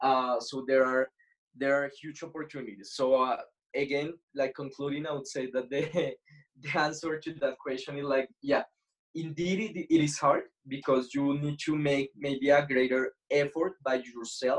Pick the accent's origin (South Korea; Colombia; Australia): Colombia; Bogota, Bogotá Capital District; I'm from Bogota